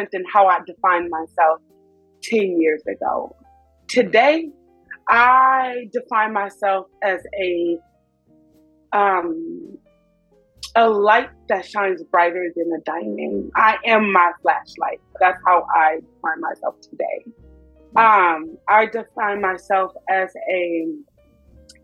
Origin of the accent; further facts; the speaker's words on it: Inglewood, California, United States; also born or lived in East Coast; I'm from Inglewood. Los Angeles, California, born and raised.